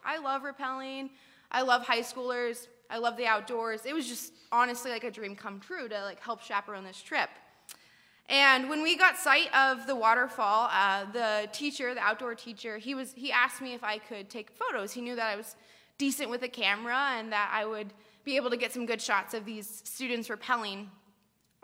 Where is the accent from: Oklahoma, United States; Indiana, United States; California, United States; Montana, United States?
California, United States; moved away; also born or lived in Ireland; I grew up in California